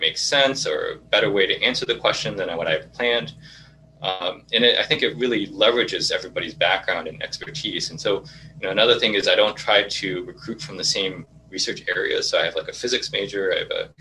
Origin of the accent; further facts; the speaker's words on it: Irvine, California, United States; I grew up in Irvine, which is predominantly Asian, and specifically a lot of Japanese